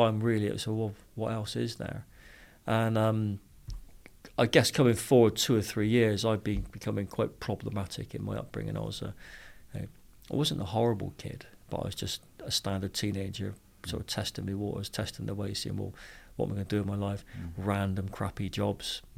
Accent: Bristol, South West England, United Kingdom; accent: Bristol; I grew up in Bristol, as you can tell by the accent

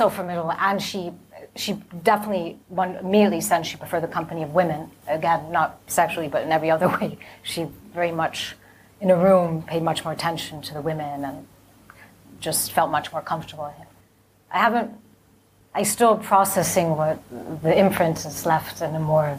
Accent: Mexico City, Mexico; moved away as an adult; also born or lived in United States; I grew up in Mexico City

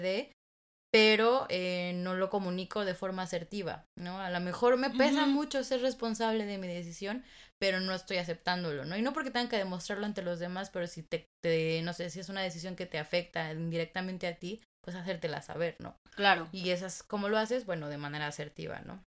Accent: Mexico; somos latinas, mexicanas

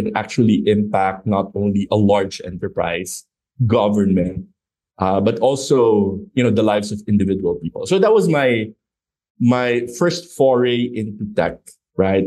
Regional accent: Philippines; moved away as an adult; also born or lived in United States; I grew up in the Philippines

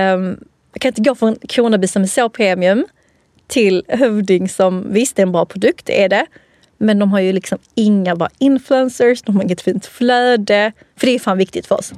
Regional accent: Helsingborg, Skåne, Sweden; accent: skånska; jag är från Skåne, Helsingborg

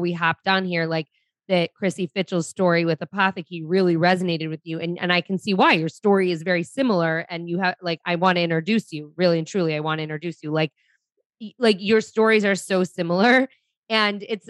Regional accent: Detroit, Michigan, United States; I grew up in Detroit.

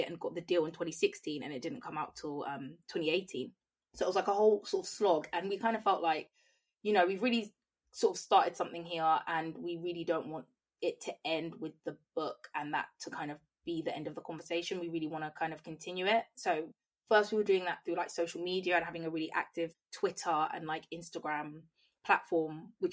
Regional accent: Croydon, London, United Kingdom; I'm from Croydon

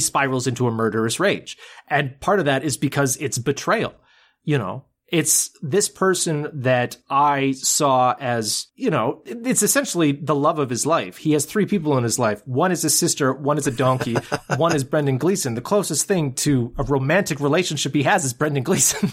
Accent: Canada; being a Canadian

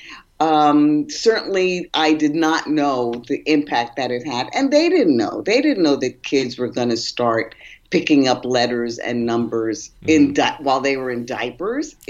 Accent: New York, United States; I was born and raised in New York

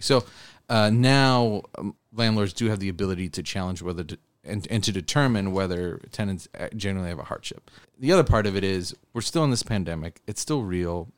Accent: Buffalo, New York, United States; I was from Buffalo

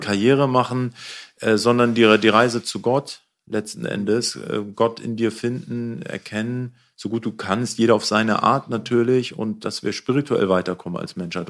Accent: Hamburg, Germany; ich komme aus Hamburg, auch aus Problemstadtteil. Ich bin in Neuwienthal ah. aufgewachsen

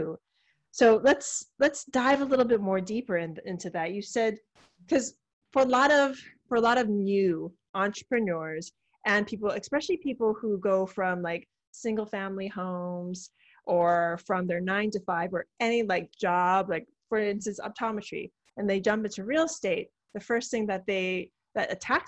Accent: Hawaii, United States; moved away; I'm originally from Hawaii

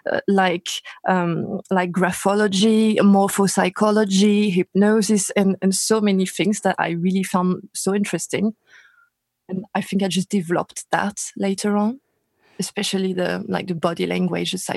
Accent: Paris, Île-de-France, France; English is a second language; Paris, France.

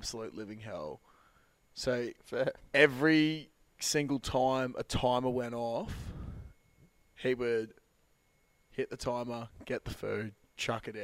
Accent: Australia; we're Aussie

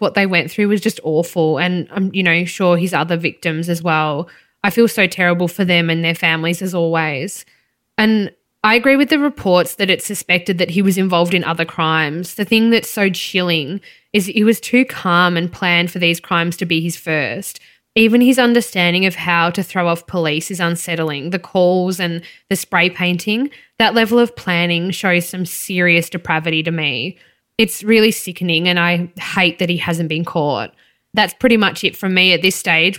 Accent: Melbourne, Victoria, Australia; growing up in Melbourne's East.

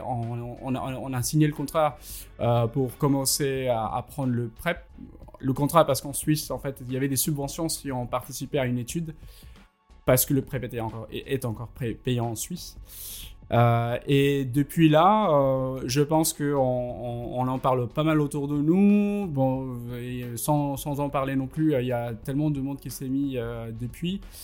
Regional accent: India; moved away as an adult; quand j'ai quitté l'Inde

